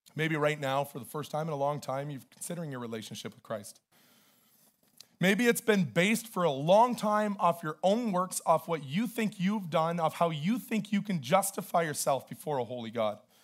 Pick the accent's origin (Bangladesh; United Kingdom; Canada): Canada; I'm Canadian.